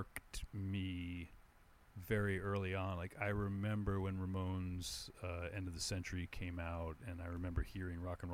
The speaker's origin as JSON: {"language": "English", "region": "New Jersey", "country": "United States", "tie": "born or raised there", "said": "I grew up right outside in New Jersey, like right outside of New York City"}